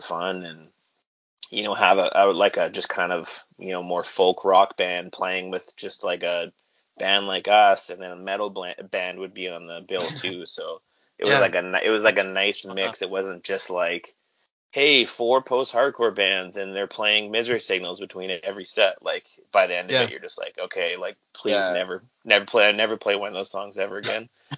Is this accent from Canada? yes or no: yes; Kelowna, British Columbia, Canada; I grew up in Kelowna, and when I was young there was like 75,000 people here